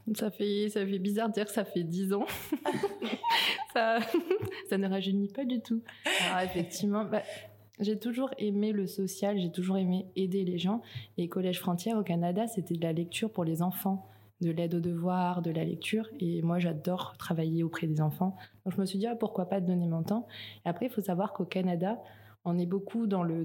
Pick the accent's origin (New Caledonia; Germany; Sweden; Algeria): New Caledonia; moved away as an adult; also born or lived in France; je suis née en Calédonie, j'ai grandi en Calédonie